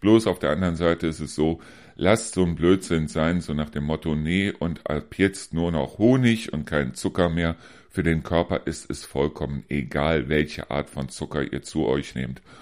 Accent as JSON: {"language": "German", "town": "Neuss", "region": "North Rhine-Westphalia", "country": "Germany", "moved": "yes", "lives_now": "Hesse, Germany", "said": "diese Pommesbuden, die es bei uns in Neuss damals immer wieder gegeben hat"}